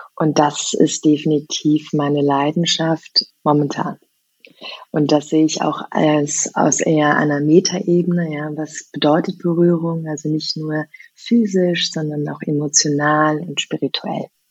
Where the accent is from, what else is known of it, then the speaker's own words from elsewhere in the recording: Germany; also born or lived in Vienna; einem kulturellen Umfeld, wo ich groß geworden bin, hier in Deutschland